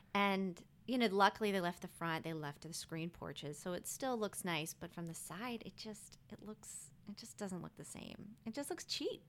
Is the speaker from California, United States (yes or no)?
no; Rockville, Maryland, United States; moved away as an adult; also born or lived in Texas; now in New Orleans, United States; I'm originally from Rockville, Maryland. It's a city outside of Washington, D C.